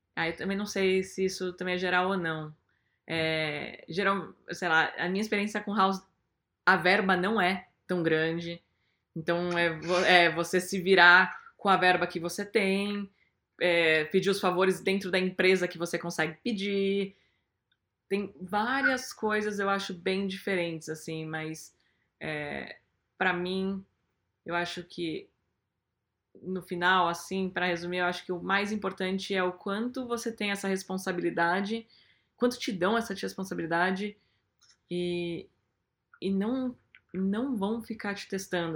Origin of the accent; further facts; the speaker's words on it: Brazil; moved away as an adult; also born or lived in Portugal; now in United States; eu sou brasileira